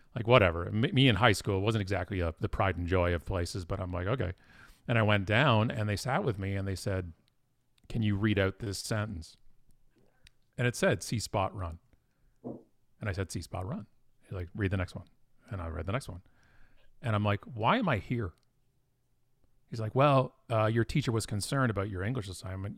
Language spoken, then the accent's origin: English; Burlington, Ontario, Canada; also born or lived in Ottawa, Ontario; now in Oakville, Canada; I was born in Burlington, Ontario, which is a suburb of Toronto, lived in Ottawa for a while, and most of my life has been right where I am right now, which is Oakville, Ontario